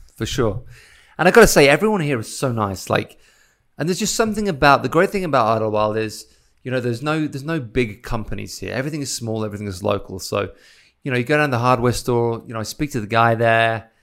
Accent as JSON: {"language": "English", "area": "Isle of Wight", "region": "South East England", "country": "United Kingdom", "moved": "yes", "lives_now": "United States", "said": "I come from the Isle of Wight, so I come from a small island where everything's kinda local."}